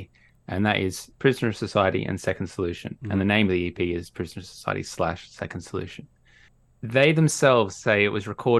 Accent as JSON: {"language": "English", "country": "Australia", "lives_now": "United Kingdom", "said": "As people might be able to hear, I'm Australian. Even though I live in the UK, I'm Australian."}